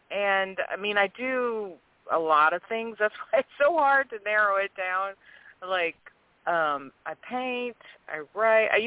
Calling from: New Orleans, Louisiana, United States; from um, a suburb of New Orleans.

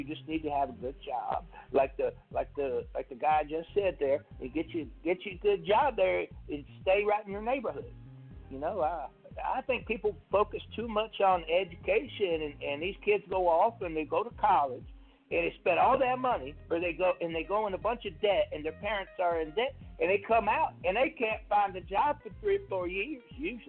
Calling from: Mississippi, United States; I'm calling from Mississippi.

